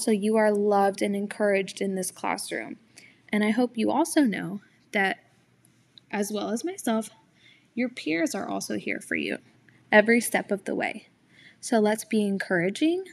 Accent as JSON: {"language": "English", "town": "Houston", "region": "Texas", "country": "United States", "tie": "born or raised there", "said": "I'm from Houston and have lived here my entire life."}